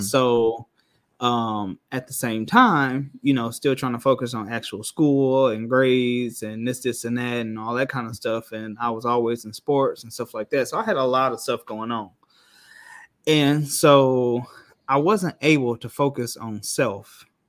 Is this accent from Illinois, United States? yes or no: yes; Rockford, Illinois, United States; moved away as an adult; now in Orlando, United States; I'm from Rockford, Illinois, which is about forty-five minutes to an hour outside of Chicago.